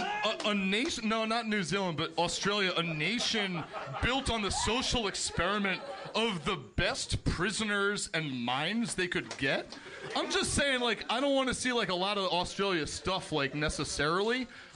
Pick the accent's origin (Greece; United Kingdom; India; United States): United States; East Coast; I'm from the East Coast, and if there's something I'm known for, it's definitely my grip.